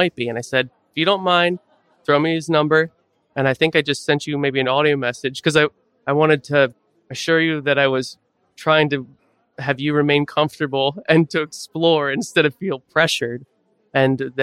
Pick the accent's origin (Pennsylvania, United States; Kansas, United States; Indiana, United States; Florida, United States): Pennsylvania, United States; Manheim; I grew up in Mannheim, so just 10 minutes west of Lititz